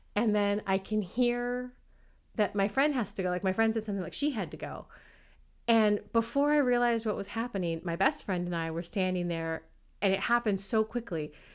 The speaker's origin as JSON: {"language": "English", "country": "United States", "said": "I'm American"}